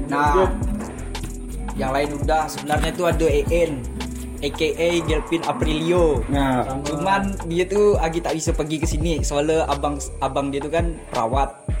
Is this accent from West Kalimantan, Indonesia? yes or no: yes; Nanga Pinoh, West Kalimantan, Indonesia; now in Pontianak, Indonesia; aku dari Melawi ya tempatnya tuh di Nangapino di kota bukan di kampung